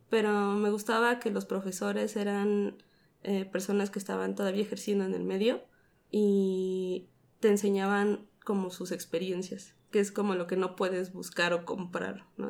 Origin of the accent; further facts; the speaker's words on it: Mexico City, Mexico; Soy de aquí, de la Ciudad de México.